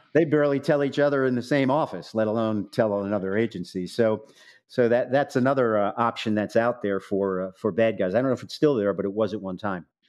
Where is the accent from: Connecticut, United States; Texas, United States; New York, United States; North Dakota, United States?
New York, United States; New York City; also born or lived in Manhattan / Southern Illinois University; we're from Staten Island originally